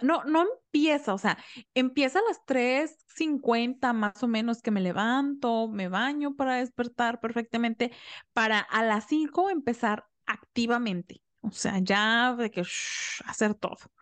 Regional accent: Mexico; yo soy mexicana y aquí en México no se celebra el Thanksgiving

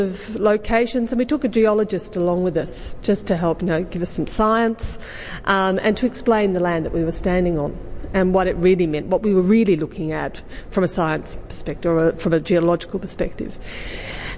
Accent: Western District, Victoria, Australia; I was born in the Western District

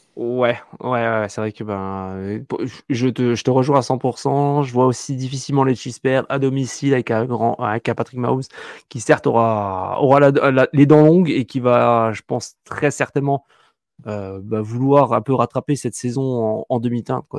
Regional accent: France; chez nous en France

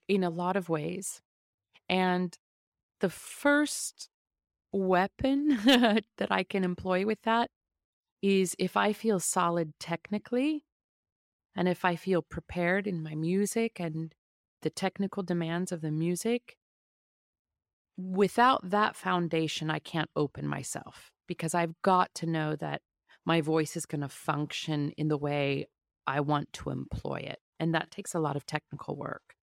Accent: a suburban town outside of Kansas City, Midwest, United States; I grew up in the Midwest in a suburban town outside of Kansas City

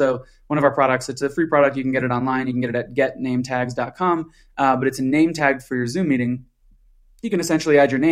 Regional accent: Colorado, United States; I'm from Colorado

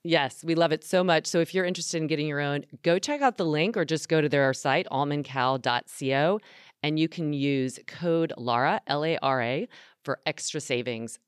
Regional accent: North Carolina, United States; my home state, North Carolina

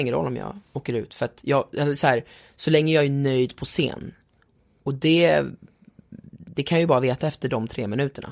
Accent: Sweden; då kom jag som svensk

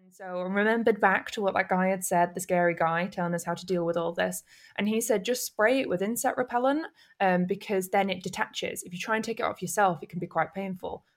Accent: Manchester, North West England, United Kingdom; moved away as an adult; also born or lived in Camden, London / Nagasaki; now in London, United Kingdom; I'm from North Manchester

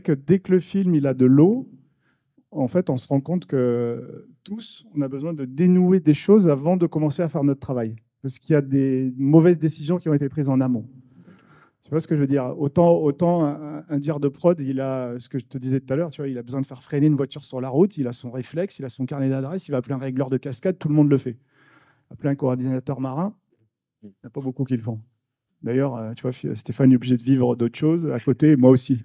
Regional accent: the South, southern France, France; moved away as an adult; also born or lived in New Caledonia; on est du Sud

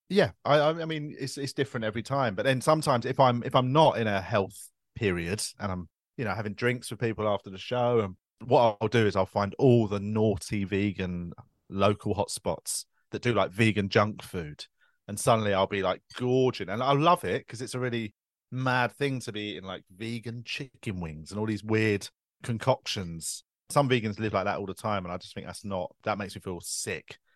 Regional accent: London, United Kingdom; I grew up in Tooting

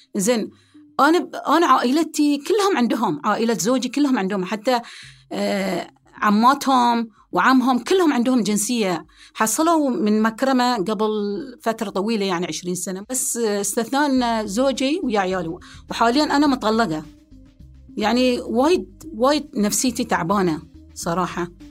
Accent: Bahrain; أنا أم بحرينية

